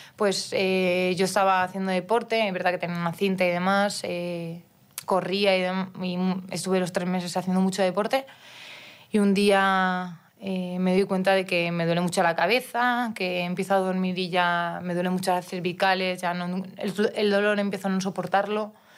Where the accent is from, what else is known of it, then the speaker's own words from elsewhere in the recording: Mallorca, Balearic Islands, Spain; now in Madrid, Spain; tenía que irme de mi pueblo a, Palma, que es ciudad que tenía 70 kilómetros de ida y 70 de vuelta. Yo, 14 años